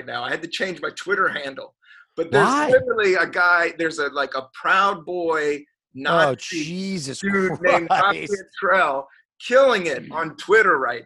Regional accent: Washington, District of Columbia, United States; I was born in 1972 in Northeast DC on 60 Constitution.

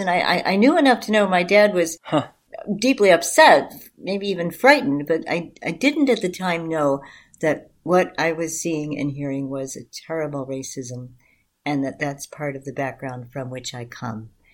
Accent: Chicago, Illinois, United States; I come from a community on the southwest side of Chicago

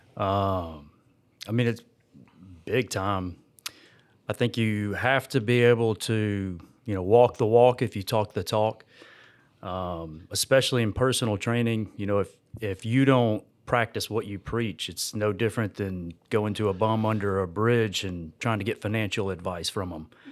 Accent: Georgia, United States; I grew up out here in this area, in Georgia.

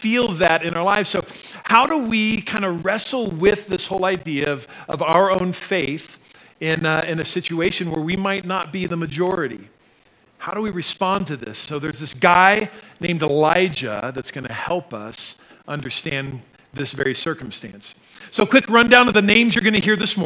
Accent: Sandy, Utah, United States; moved away as an adult; also born or lived in Midwest / Colorado; I grew up in Sandy, was here for about 10 years or so, graduated from high school in 1988

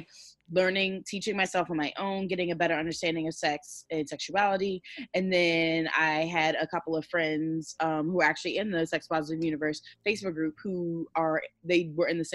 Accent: Maryland, United States; moved away as an adult; also born or lived in Washington, D.C. / Virginia; Originally, I was born in D.C., grew up in Maryland, and then I went to college in Virginia

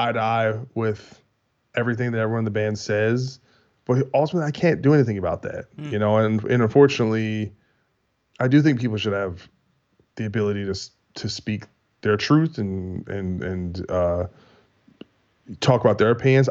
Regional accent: United States; We're American

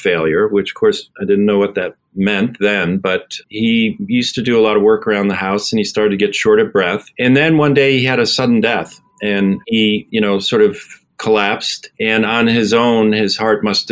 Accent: Abington, Pennsylvania, United States; also born or lived in Buffalo, New York; I'm originally from Buffalo, New York. And when I was 8 years old, my father was transferred to Philadelphia

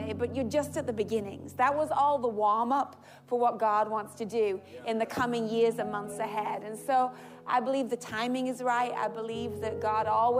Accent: England, United Kingdom; I'm English.

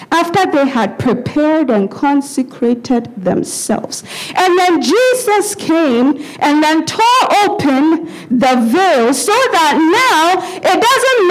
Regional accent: Ghana; growing up in Ghana, and some of us who have grown up in Ghana, sometimes you go live with relatives, not your parents

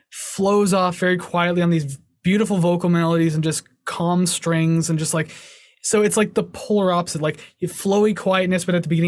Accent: Canada

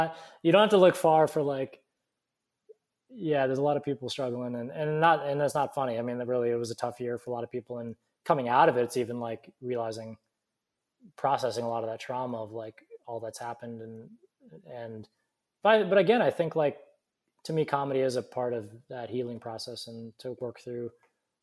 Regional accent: Alaska, United States; now in Burbank, United States; I grew up in Alaska

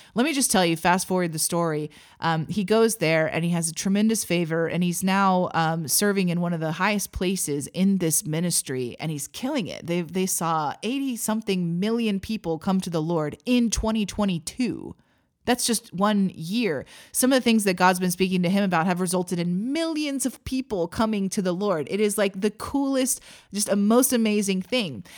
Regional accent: Missouri, United States; moved away as an adult; also born or lived in Texas; now in Oklahoma, United States; I grew up in Missouri.

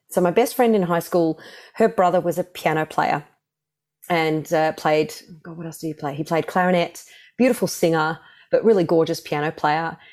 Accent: Melbourne, Victoria, Australia; moved away as an adult; also born or lived in London, United Kingdom; I was born here in Melbourne

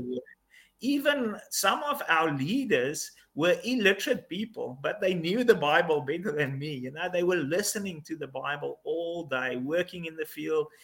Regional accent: South Africa; also born or lived in Mozambique; I am South African, living in South Africa.

